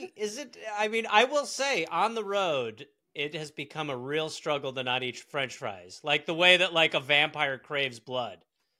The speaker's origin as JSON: {"language": "English", "region": "England", "country": "United Kingdom", "said": "See, I'm English."}